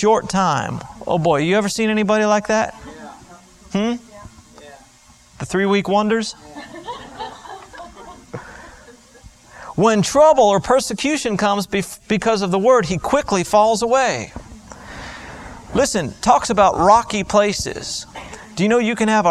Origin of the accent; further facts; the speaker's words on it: Florida, United States; I grew up in Florida and all our trees were palm trees